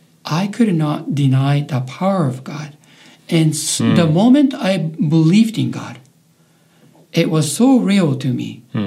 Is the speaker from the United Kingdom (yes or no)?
no; Japan; English is a second language; moved away; also born or lived in Canada; Reiho, and that is actually my hometown where I was born and raised. Reiho is a population of about 12,000 people